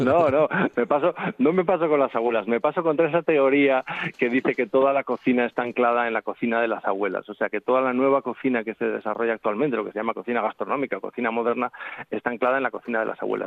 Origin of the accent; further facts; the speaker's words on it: Zaragoza, Aragon, Spain; now in Asturias, Spain; yo llevo veintitantos años viviendo en Asturias, me siento asturiano, pero nací en Zaragoza, también me siento aragonés